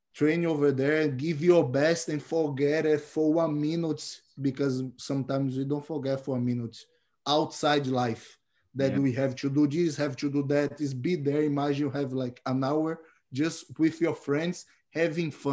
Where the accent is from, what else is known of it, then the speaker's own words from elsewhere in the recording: Salvador, Bahia, Brazil; English is a second language; moved away as an adult; now in Vancouver, Canada; I am here from Salvador, Bahia, 26 years old, brown belt from True North Jiu-Jitsu in Canada